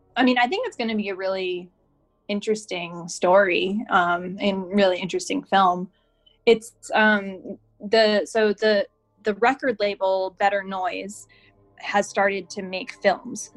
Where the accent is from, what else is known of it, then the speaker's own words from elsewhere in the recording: Connecticut, United States; moved away as an adult; also born or lived in Boston, Massachusetts; now in Los Angeles, United States; I'm from Connecticut originally